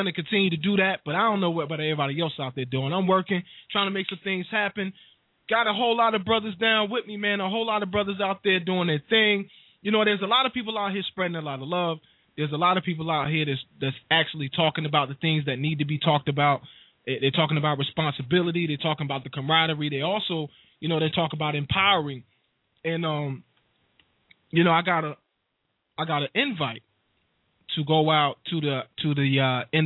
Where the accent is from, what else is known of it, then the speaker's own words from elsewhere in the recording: Wilson, North Carolina, United States; Wilson NC, big up my hometown